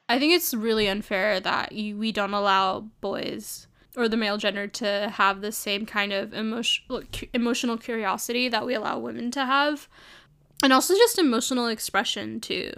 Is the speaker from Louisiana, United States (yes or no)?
no; New York City, New York, United States; moved away as an adult; also born or lived in California; now in San Francisco, United States; I grew up in New York. I grew up in Brooklyn